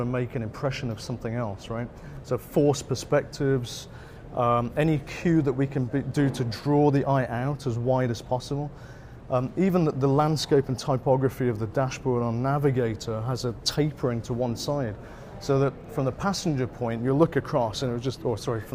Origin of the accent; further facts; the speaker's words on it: United Kingdom; now in United States; coming from originally a Brit